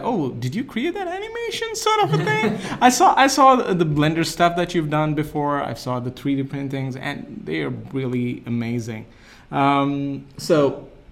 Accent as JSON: {"language": "English", "country": "India", "moved": "yes", "lives_now": "United States", "said": "I'm from India"}